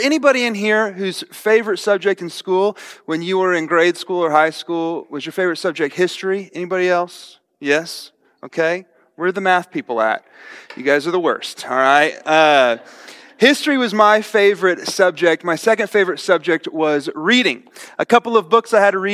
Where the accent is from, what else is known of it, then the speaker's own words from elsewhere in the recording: right outside of Tulsa, Oklahoma, United States; I grew up right outside of Tulsa, Oklahoma.